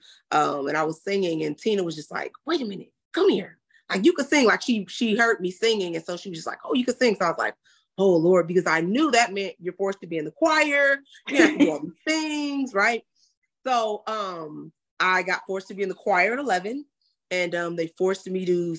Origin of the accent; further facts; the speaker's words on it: Inglewood, California, United States; also born or lived in Los Angeles County; I'm just a real girl from Inglewood, California, all of the other cities in LA County, because we lived a lot of places